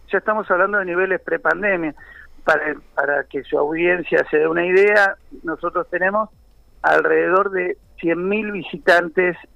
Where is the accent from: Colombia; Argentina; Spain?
Argentina; Mar del Plata, Buenos Aires Province; Yo soy nacido y criado en Mar del Plata, o sea, tengo muchísimos años acá